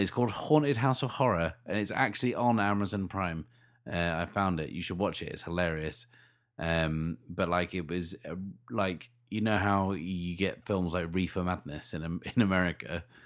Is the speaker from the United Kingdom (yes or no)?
yes; United Kingdom; we're British